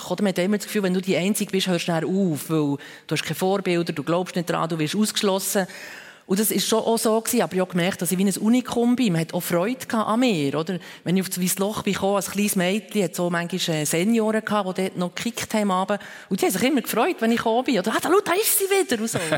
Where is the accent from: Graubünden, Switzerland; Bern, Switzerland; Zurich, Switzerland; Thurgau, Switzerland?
Bern, Switzerland; ich bin in der Stadt Bern aufgewachsen, also im Weißloch zum Beispiel, bin ich oft anzutreffen